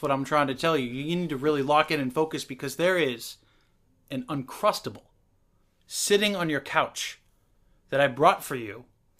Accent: Seattle, Washington, United States; You know, I'm from Seattle, so...

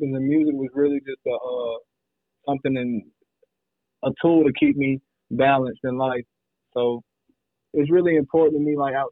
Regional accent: Anderson, South Carolina, United States; I'm from Anderson, South Carolina.

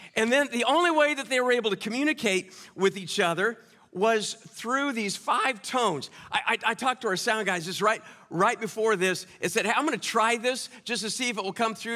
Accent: Kansas, United States; also born or lived in New Orleans / Owensboro; now in Indianapolis, United States; I'm from Kansas originally

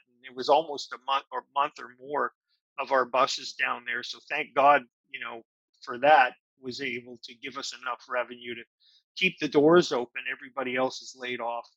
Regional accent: Winnipeg, Manitoba, Canada; also born or lived in Toronto, Canada; now in Nashville, United States; I come from Winnipeg

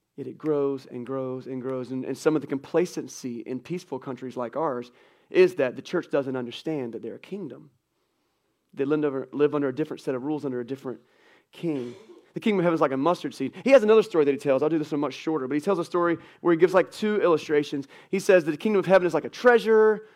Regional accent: United States; American Christians

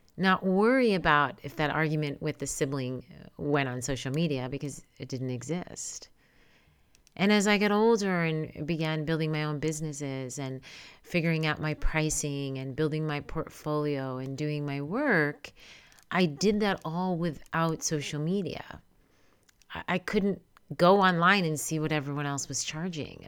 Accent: New York, United States; now in California, United States; Born and raised in New York, I do live and reside in California

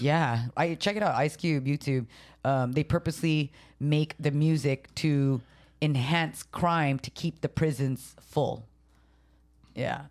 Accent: San Jose, California, United States; first language Tagalog; also born or lived in Japan; I was actually born in Japan, but I was raised in San Jose

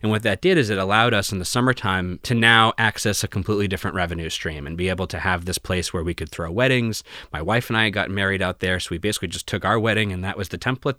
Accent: Groton, Massachusetts, United States; my family essentially moved to the town I grew up in, Groton

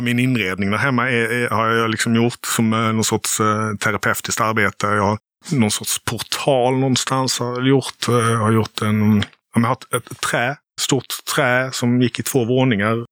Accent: Helsingborg, Skåne, Sweden; also born or lived in Gothenburg / Lund / Malmö; Jag är från, eh, från västra Skåne

